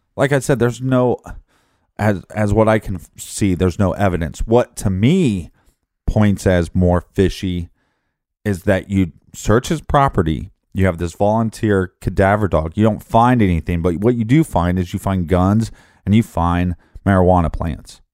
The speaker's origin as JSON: {"language": "English", "town": "Richmond", "region": "Midwest", "country": "United States", "moved": "yes", "said": "I was from Richmond, forty thousand people"}